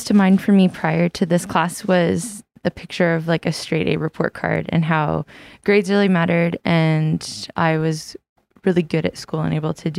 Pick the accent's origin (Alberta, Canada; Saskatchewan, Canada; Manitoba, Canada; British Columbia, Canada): British Columbia, Canada; New Westminster; I'm originally from New Westminster